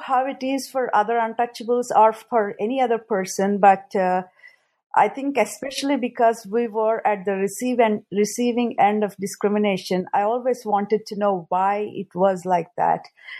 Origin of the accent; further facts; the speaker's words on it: Kakinada, Andhra Pradesh, India; moved away as an adult; also born or lived in Chennai, India; now in United States; I was born in Andhra. I grew up in a small town called Kakinada.